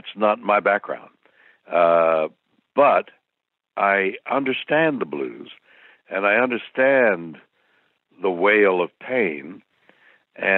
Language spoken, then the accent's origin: English; Montreal, Quebec, Canada; my home city is Montreal, and I've been performing there since I was 6 years old and all through my grade schools and high schools